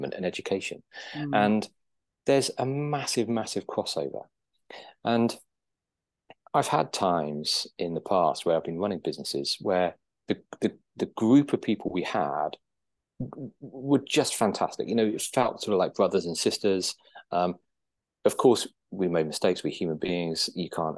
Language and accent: English; Guernsey; moved away as an adult; also born or lived in United Kingdom; Guernsey boy, but born and brought up in Guernsey, spent my 20s living in the UK.